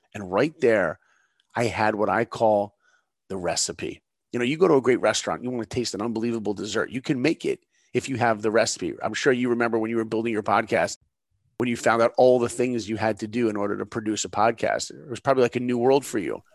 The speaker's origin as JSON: {"language": "English", "area": "Long Island", "region": "New York", "country": "United States", "tie": "born or raised there", "moved": "yes", "lives_now": "Los Angeles, United States", "said": "I live in L A now, but I grew up in New York, Long Island"}